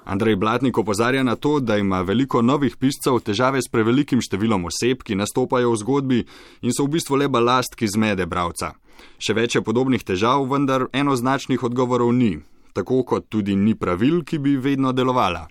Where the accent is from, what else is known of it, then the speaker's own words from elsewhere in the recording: Slovenia; smo Slovenci